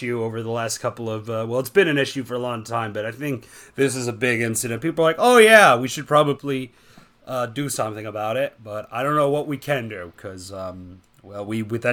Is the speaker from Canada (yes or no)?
yes; Canada; I'm currently recording this in my home country of Canada